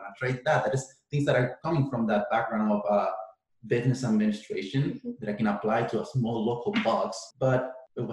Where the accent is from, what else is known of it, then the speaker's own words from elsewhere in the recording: Chile; moved away as an adult; now in Canada; I essentially did all the sports I could do in my hometown